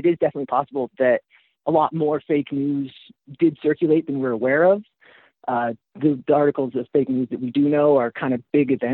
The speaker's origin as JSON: {"language": "English", "town": "Oshawa", "region": "Ontario", "country": "Canada", "tie": "born or raised there", "also_born_or_lived": "Walla Walla, Washington / Windsor, Ontario / London, Ontario", "said": "I was born and raised in Oshawa, Ontario, Canada. It's about an hour outside of Toronto"}